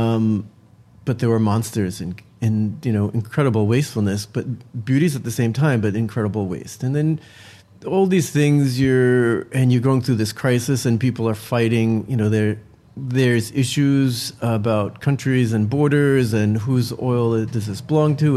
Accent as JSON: {"language": "English", "region": "New Jersey", "country": "United States", "tie": "born or raised there", "moved": "yes", "lives_now": "New York City, United States", "said": "I grew up in New Jersey"}